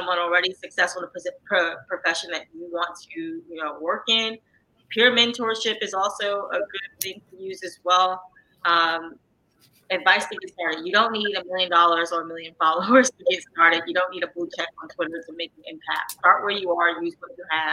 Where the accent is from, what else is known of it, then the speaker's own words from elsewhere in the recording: New York City, New York, United States; I grew up in Harlem, New York, you know, so not where I'm from, not everyone read the New York Times for sports news.